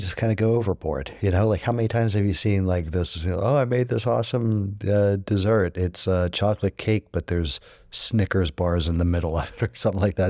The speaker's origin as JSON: {"language": "English", "country": "United States"}